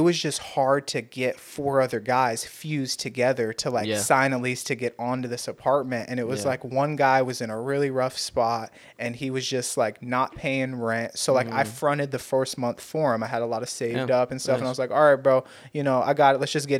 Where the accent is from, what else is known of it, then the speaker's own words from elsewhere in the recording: Torrance, California, United States; Yeah, I moved out because I went from West High School in Torrance. That's where I grew up, is like in the South Bay over there.